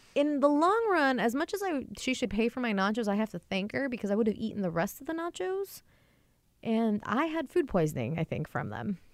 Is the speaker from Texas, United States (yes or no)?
no; near Everett, Washington, United States; moved away as an adult; now in Seattle, United States; not many cabs come to my hometown. They all go to Everett, which is like a ten, fifteen minute drive away